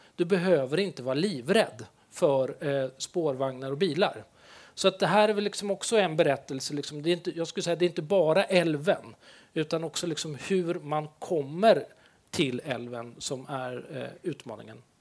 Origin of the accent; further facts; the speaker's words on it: Stockholm, Stockholm County, Sweden; moved away; jag är stockholmare